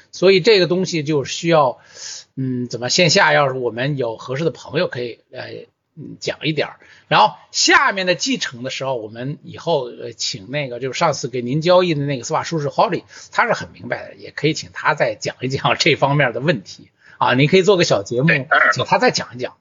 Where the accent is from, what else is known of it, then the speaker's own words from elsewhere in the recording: China; 我们中国人的土地是向国家租赁的嘛